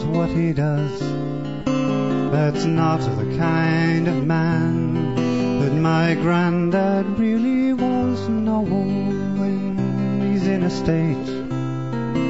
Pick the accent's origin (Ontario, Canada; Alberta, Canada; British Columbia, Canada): Alberta, Canada; Red Deer; I'm from Red Deer